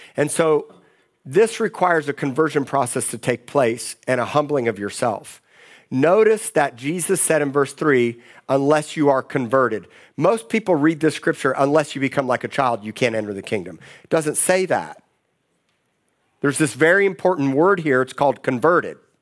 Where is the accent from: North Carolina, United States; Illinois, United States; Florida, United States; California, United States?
Florida, United States; Miami; moved away; I grew up in Miami